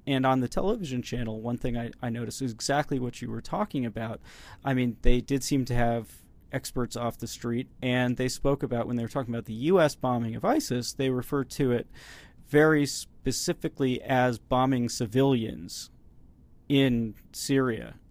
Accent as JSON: {"language": "English", "country": "United States", "said": "speaking as an American here"}